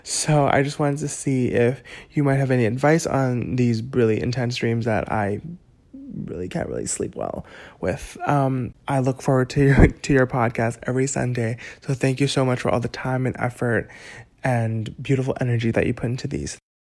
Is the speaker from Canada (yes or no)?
no; Hong Kong; I was born on June twenty-second, nineteen ninety-three at ten twenty-three A M in Hong Kong